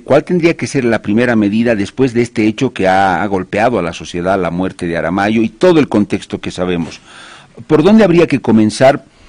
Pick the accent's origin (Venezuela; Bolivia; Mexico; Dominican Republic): Bolivia